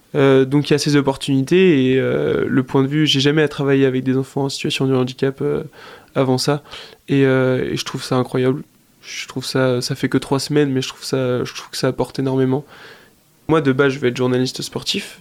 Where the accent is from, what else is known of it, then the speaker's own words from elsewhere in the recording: Angers, Pays de la Loire, France; je suis angevin, je suis né à Angers